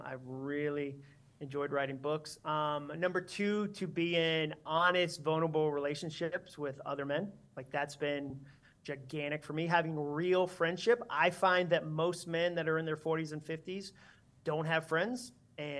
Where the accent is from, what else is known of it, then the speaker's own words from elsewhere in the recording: Massachusetts, United States; I grew up in Massachusetts.